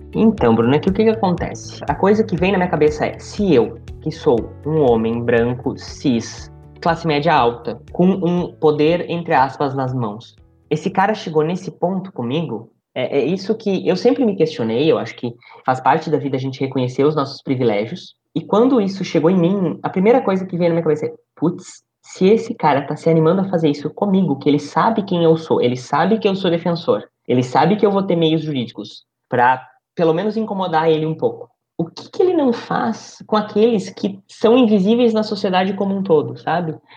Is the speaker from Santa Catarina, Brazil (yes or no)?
no; interior of Rio Grande do Sul, Brazil; also born or lived in Vera, Mato Grosso; now in Alta Floresta, Brazil; Eu, eu, eu venho do Rio Grande do Sul, eu venho do interior do Rio Grande do Sul